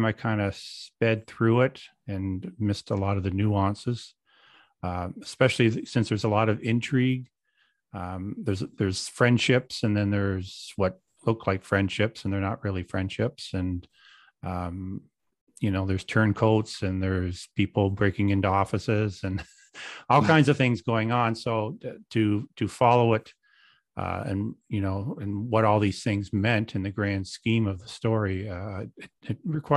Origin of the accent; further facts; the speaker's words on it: Kingston, Ontario, Canada; moved away; Kingston is my hometown